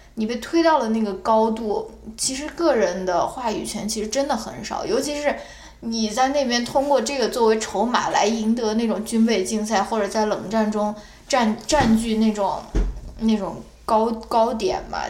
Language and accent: Chinese; China; 我们中国人嘛，从小长大